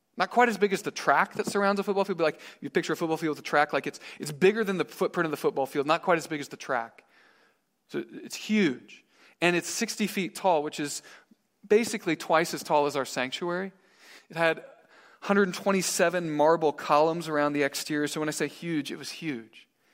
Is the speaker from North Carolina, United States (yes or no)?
no; Missouri, United States; I'm from Missouri